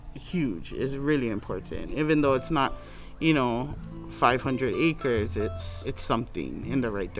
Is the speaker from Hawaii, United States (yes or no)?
yes; Native Hawaiian, United States; being Native Hawaiian